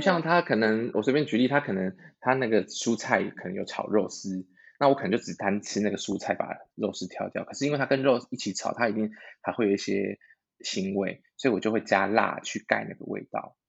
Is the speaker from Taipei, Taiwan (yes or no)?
no; Tainan, Taiwan; moved away; 我是台南人